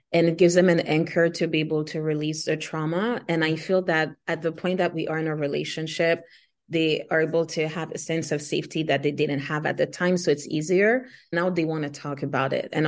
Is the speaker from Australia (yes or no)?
no; Haiti; first language Haitian Creole; English is a second language; my native Afro indigenous language is Haitian Creole, second is French, and then third English. I grew up around Spanish as well because when my parents were fleeing the country, they lived in Dominican Republic as well.